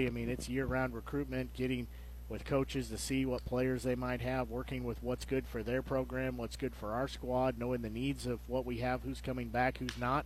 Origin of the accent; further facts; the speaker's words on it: Nevada, Missouri, United States; growing up in Nevada